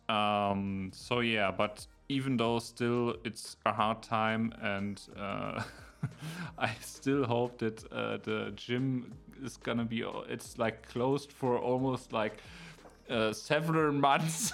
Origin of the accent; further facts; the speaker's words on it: Berlin, Germany; now in near Munich, Germany; I'm originally from Berlin, and now I'm living in the area close to Munich, but it's a smaller city